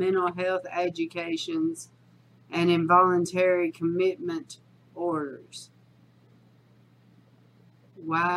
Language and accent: English; the South, United States; accent: southern; my southern accent